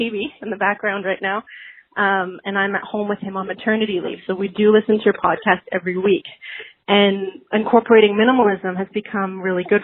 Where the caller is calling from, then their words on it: Vancouver, British Columbia, Canada; I'm calling from Vancouver, British Columbia, Canada.